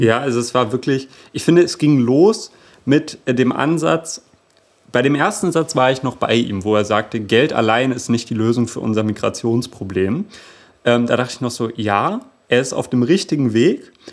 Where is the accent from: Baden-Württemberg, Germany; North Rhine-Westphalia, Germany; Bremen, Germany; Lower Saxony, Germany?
Lower Saxony, Germany; Hanover; moved away; Und jetzt bin ich in Hannover geboren und bin häufiger mal im Jahr in Hannover